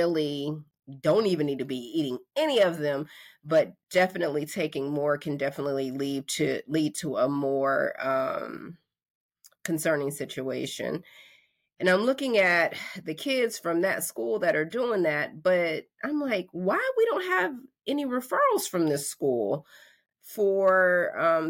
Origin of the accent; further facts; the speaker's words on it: North Carolina, United States; I'm from North Carolina